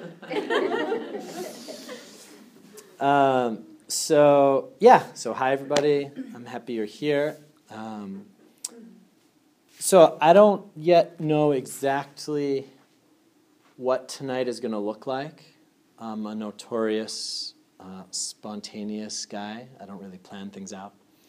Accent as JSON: {"language": "English", "town": "Andover", "region": "Massachusetts", "country": "United States", "said": "I'm originally from Andover, Massachusetts."}